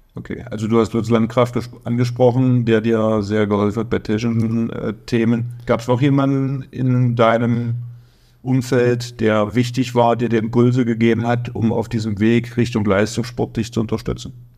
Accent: Magdeburg, Saxony-Anhalt, Germany; accent: Berliner; now in Kraichgau, Germany; Bin beim SC Magdeburg groß geworden

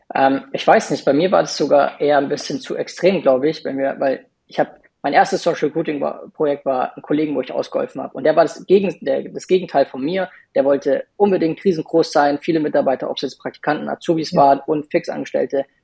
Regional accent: Munich, Bavaria, Germany; ich bin auch aus München

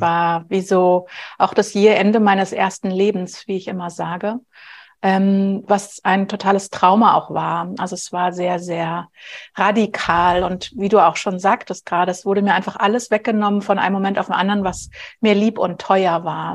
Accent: Berlin, Germany; Ich bin ganz normal in Anführungsstrichen groß geworden in Berlin, mitten in Westberlin

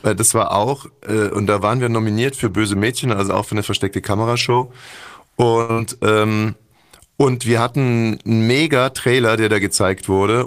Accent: Berlin, Germany; wir als Berliner

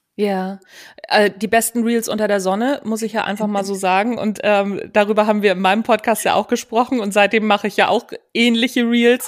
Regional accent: Hamburg, Germany; Wie man unschwer erkennen kann, komme ich aus Hamburg. Also, ich komme von Hamburg weg, sagt man hier.

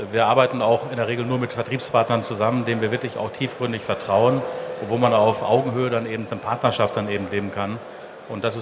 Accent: Dortmund, North Rhine-Westphalia, Germany; Wurzeln liegen hier in Dortmund. Ich bin also ein richtiger Dortmunder Junge, wie man so schön sagt. Ich bin hier in Dortmund geboren.

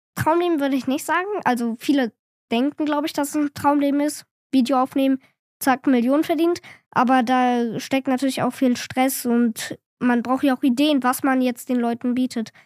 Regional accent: Cologne, North Rhine-Westphalia, Germany; ich bin zehn Jahre alt, ich komme hier auch aus Köln

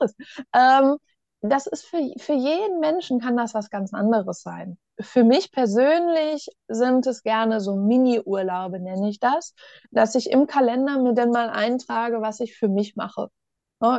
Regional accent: Ostwestfalen-Lippe, North Rhine-Westphalia, Germany; ich komme ja aus Ostwestfalen-Lippe ne? und in Ostwestfalen, da sagt man dann ja, wenn was gut ist

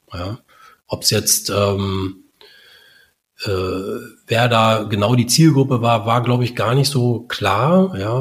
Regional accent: Berlin, Germany; also born or lived in Munich; ich bin im Prenzlauer Berg äh, aufgewachsen

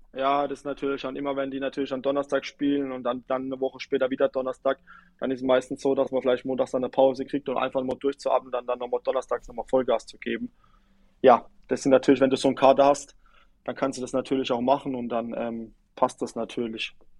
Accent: near Duddenhofen, Rhineland-Palatinate, Germany; moved away; also born or lived in Kaiserslautern; in Duddenhofen, ähm, in der Nähe, wo ich herkomme

